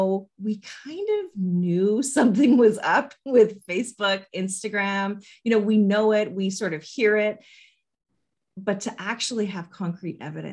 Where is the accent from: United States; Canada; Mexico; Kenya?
Canada; as a Canadian